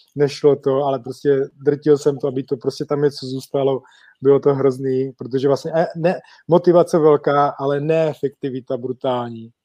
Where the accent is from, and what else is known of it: Czechia; moved away as an adult; also born or lived in England; now in Olomouc, Czech Republic